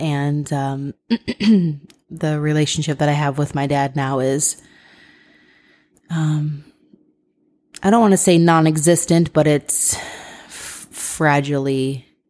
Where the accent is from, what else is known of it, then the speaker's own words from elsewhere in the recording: Ohio, United States; we're from Ohio